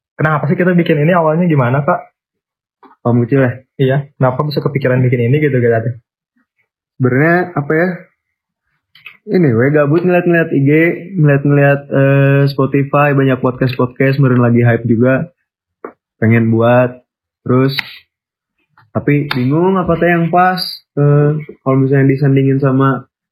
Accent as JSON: {"language": "Indonesian", "town": "Bandung", "region": "West Java", "country": "Indonesia", "said": "kita dari Bandung"}